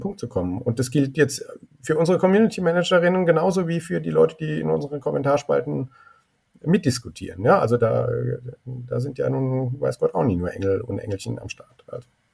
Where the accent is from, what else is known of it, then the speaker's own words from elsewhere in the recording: Germany; Ich bin sehr gerne in Deutschland groß geworden